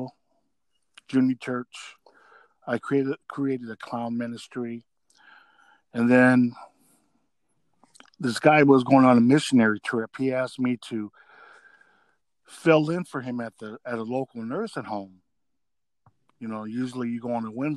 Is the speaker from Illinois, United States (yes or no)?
yes; Rockford, Illinois, United States; moved away as an adult; also born or lived in Dubuque; bought a house in my hometown of Rockford